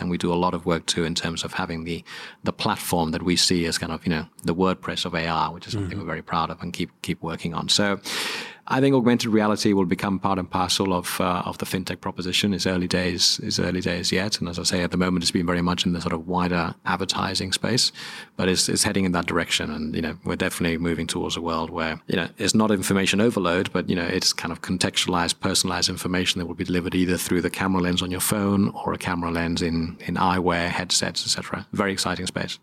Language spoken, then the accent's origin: English; Spain; moved away as an adult; also born or lived in New York, United States; now in United Kingdom; I was brought up in Spain, and uh, Spanish father, English mother